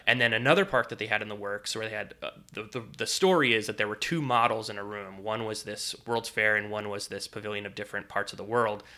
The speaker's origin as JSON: {"language": "English", "region": "Northeast", "country": "United States", "tie": "born or raised there", "moved": "yes", "lives_now": "Florida, United States", "said": "growing up in the Northeast, we would, you know, go to a lot of the Northeast theme parks, Dorney Park, Hershey Park, Six Flags Great Adventure"}